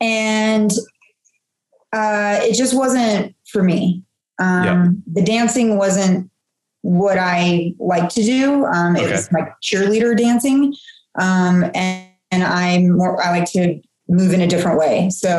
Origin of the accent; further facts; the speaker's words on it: Seattle, Washington, United States; moved away; also born or lived in Hawaii / Georgia; I'm kind of a little bit of a globetrotter. I grew up in the Seattle area